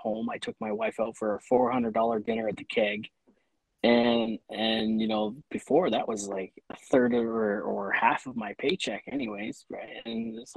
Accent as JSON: {"language": "English", "region": "Ontario", "country": "Canada", "also_born_or_lived": "Saskatchewan", "moved": "as an adult", "said": "I was, 20 years old. I moved out to Saskatchewan from Ontario."}